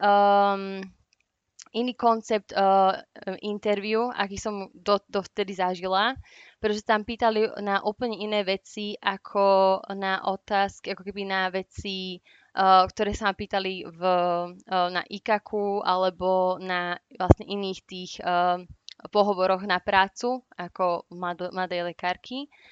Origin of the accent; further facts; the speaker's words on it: Slovakia; moved away as an adult; now in United Kingdom; ako Slovenka